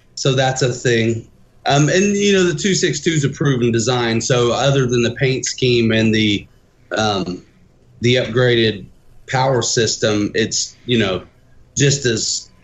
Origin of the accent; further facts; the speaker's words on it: Muncie, Indiana, United States; moved away as an adult; now in South Bend, United States; I'm from Muncie and I moved here 6 years.